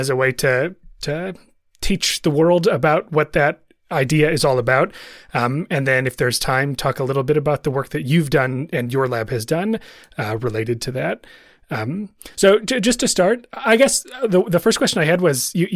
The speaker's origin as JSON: {"language": "English", "area": "Chicago suburbs", "region": "Illinois", "country": "United States", "tie": "born or raised there", "said": "I grew up in the Chicago suburbs."}